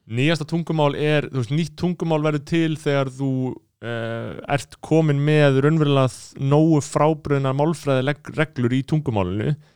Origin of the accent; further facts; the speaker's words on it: Reykjavík, Capital Region, Iceland; Við búum í borginu, við erum reykvingar Við erum fættir á mölinni